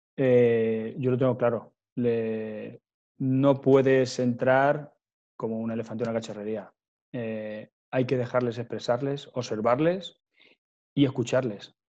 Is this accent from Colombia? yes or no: no; Ciudad Real province, Castilla-La Mancha, Spain; moved away as an adult; estaba en mi pueblo, en Portugal, Ciudad Real